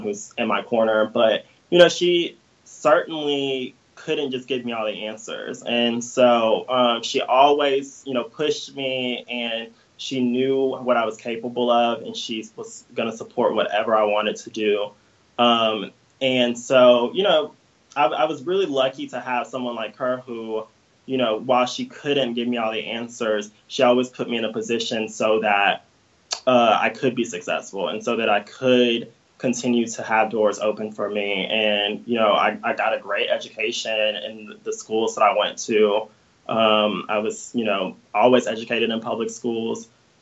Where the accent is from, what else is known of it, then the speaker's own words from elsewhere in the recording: Daphne, Alabama, United States; I was born and raised right outside of Mobile, which is at the southern tip of the state. I grew up in a town called Daphne, Alabama